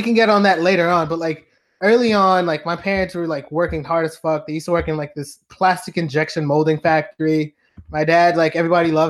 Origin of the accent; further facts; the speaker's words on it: New York City, New York, United States; I am born and raised in Brooklyn.